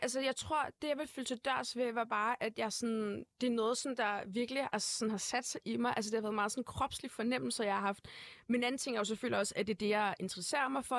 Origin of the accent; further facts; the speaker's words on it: Brøndby, Capital Region of Denmark, Denmark; also born or lived in Uganda; Jeg født og opvokset i Brøndby Vester